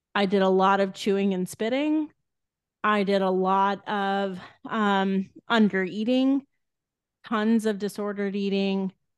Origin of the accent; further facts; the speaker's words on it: Edna, Texas, United States; I grew up in a tiny town in Texas called Edna